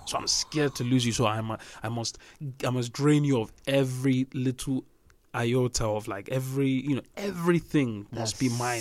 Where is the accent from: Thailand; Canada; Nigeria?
Nigeria; we grew up in Nigeria